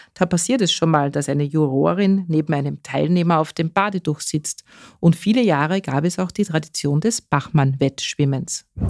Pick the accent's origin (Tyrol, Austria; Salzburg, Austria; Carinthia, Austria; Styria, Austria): Carinthia, Austria; bei uns in Kärnten